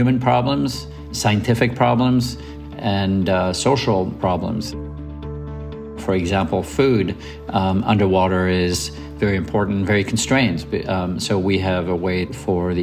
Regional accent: Lausanne, Vaud, Switzerland; moved away; I grew up on Lake Geneva around Lausanne

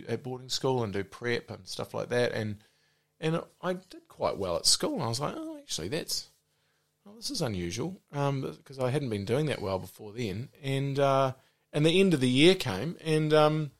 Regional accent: Auckland, New Zealand; also born or lived in Whanganui; I was in Auckland until the end of year 11

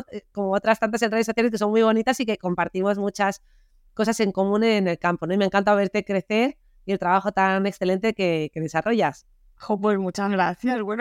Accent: Granada, Andalusia, Spain; born there; toda nuestra familia es de Granada, yo nací en Granada, aunque Rosa ya nació en Zaragoza

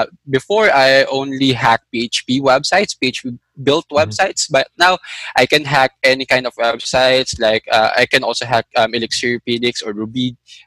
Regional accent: Manila, Metro Manila, Philippines; I grew up in Manila.

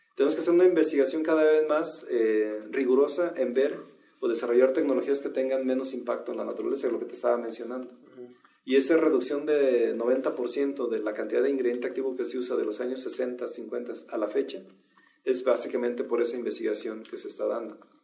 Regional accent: Mexico; Yo soy mexicano

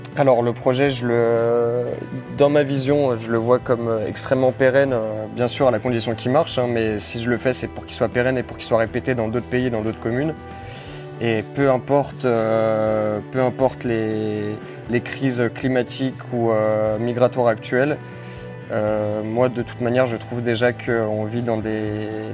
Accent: Lyon, Auvergne-Rhône-Alpes, France; moved away as an adult; also born or lived in Lille / Grenoble; j'ai 22 ans, je viens de Lyon.

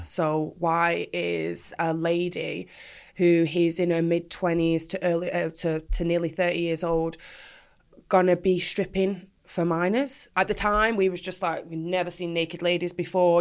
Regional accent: Manchester, North West England, United Kingdom; I was born in Manchester, proud Mancunian all the way

